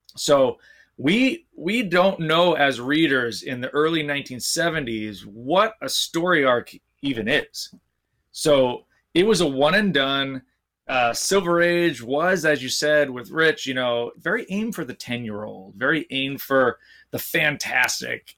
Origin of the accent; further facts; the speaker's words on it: New Jersey, United States; we grew up in New Jersey, just about twenty minutes from Manhattan